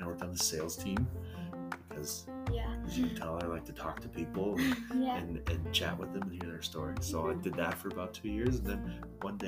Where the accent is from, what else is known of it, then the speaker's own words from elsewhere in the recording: Calgary, Alberta, Canada; also born or lived in Sweden; I'm from this great city. It's called Calgary.